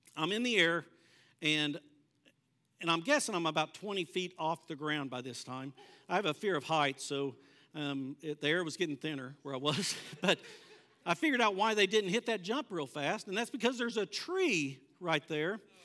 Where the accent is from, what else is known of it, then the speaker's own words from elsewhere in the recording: Bartlesville, Oklahoma, United States; I grew up in Bartlesville